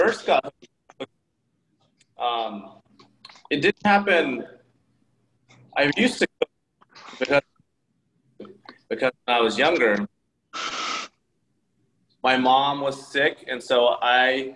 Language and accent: English; Oklahoma, United States; moved away as an adult; also born or lived in South Korea / San Francisco; now in New York, United States; I grew up in Oklahoma